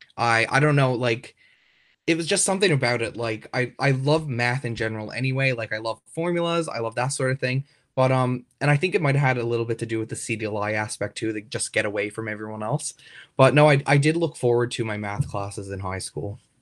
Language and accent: English; Trout River, Newfoundland and Labrador, Canada; also born or lived in St. John's, Newfoundland; I'm from Troutey, Newfoundland